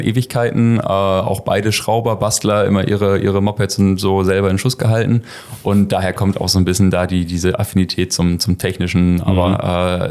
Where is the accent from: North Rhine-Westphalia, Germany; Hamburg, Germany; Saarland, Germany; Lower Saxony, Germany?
Lower Saxony, Germany; Schortens; komme hier aus, aus Shortens, aus der Ecke